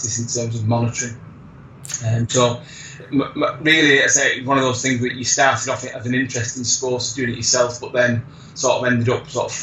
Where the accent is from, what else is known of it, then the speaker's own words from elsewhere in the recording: St Helens, North West England, United Kingdom; I'm from St Helens originally